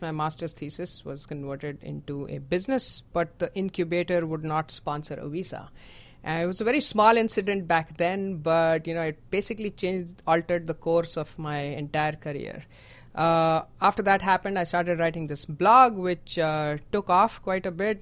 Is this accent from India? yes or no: yes; India; moved away; I am from India.